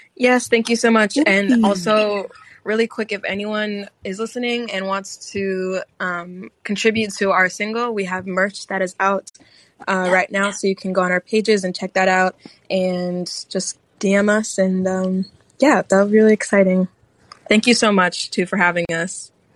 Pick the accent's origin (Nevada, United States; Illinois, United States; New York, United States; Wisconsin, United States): Illinois, United States; Chicago; I'm from Chicago.